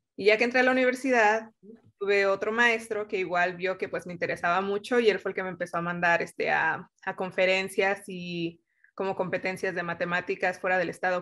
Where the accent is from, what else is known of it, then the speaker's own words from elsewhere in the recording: Mexico; moved away as an adult; now in United States; crecí en México con todos los valores que tiene nuestra cultura